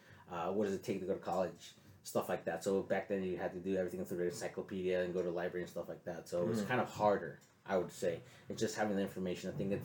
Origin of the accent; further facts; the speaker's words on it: San Diego, California, United States; I grew up in the South Bay, and I lived in San Isidro for basically most of my life. So kind of not the best area to live in, you know, growing up.